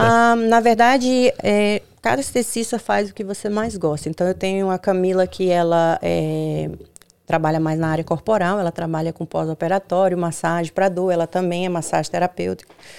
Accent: Juazeiro, Bahia, Brazil; moved away as an adult; also born or lived in Petrolina, Pernambuco; now in United States; Eu venho da Bahia, de Juazeiro, Bahia, do Nordeste, divisa com Pernambuco. Hoje toda a minha família mora em Petrolina, Pernambuco, mas gente, eu nasci em Juazeiro, Bahia.

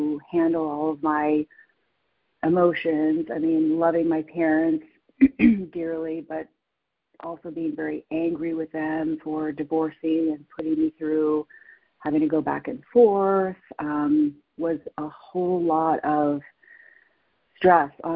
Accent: San Francisco, California, United States; I was born and raised in San Francisco

